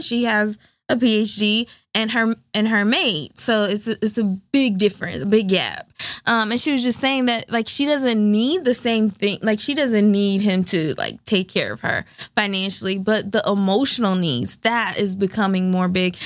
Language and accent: English; the South, United States; I'm from the South